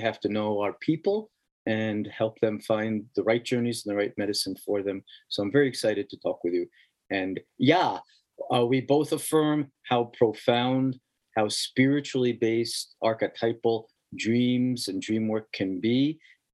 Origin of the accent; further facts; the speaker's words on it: New York City, New York, United States; moved away as an adult; also born or lived in Queens, New York City; I was born in the Bronx, in the Southeast Bronx